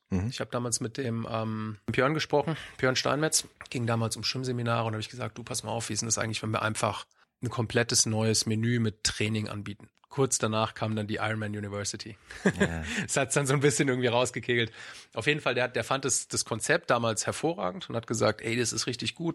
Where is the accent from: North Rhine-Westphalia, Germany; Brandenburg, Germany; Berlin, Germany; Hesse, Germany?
Hesse, Germany; Frankfurt; gebürtiger Frankfurter.